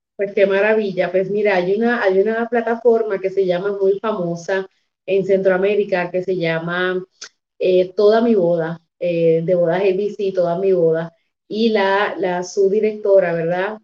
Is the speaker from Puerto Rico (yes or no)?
yes; Humacao, Puerto Rico; yo soy de Humacao, soy del campo de Humacao